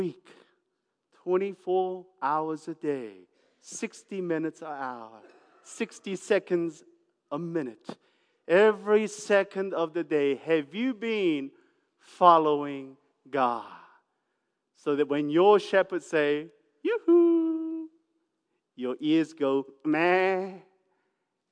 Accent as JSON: {"language": "English", "country": "New Zealand", "tie": "born or raised there", "said": "I grew up in New Zealand near the farm"}